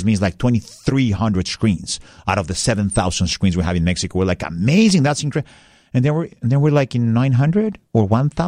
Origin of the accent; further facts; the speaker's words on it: Russia; accent: Russian; Eric asked me, are you from Scotland? I'm like, no. I know my accent threw you off a little bit.